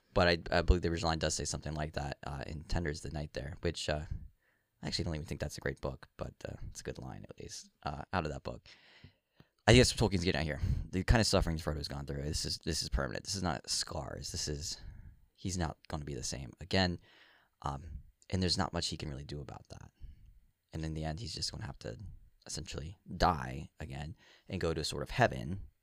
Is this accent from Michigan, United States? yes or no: no; Virginia, United States; now in New England, United States; I grew up down here. I grew up in Virginia.